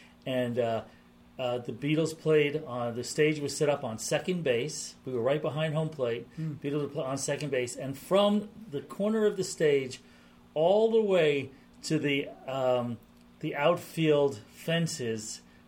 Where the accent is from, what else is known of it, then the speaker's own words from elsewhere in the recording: East Coast, United States; moved away; I grew up on the East Coast